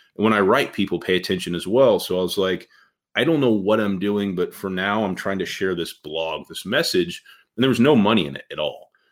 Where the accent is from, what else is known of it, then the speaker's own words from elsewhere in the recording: Indianapolis, Indiana, United States; when I was growing up from Indianapolis, I was on the west side of Indy, uh, you know, back in the 80s